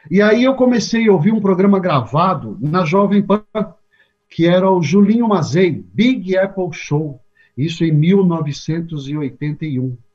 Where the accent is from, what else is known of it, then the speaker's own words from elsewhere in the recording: Mauá, São Paulo, Brazil; Eu nasci em Mauá, né, vivi durante muito tempo o ABCDM aqui de São Paulo.